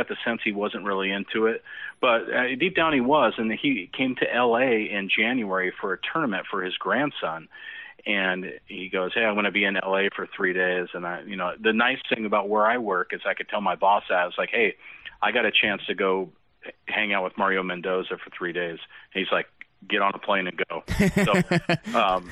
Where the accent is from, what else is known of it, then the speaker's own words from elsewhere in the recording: Seattle-Tacoma area, Western Washington, United States; I'm a native Washingtonian. I grew up in Western Washington, kind of in the Seattle Tacoma area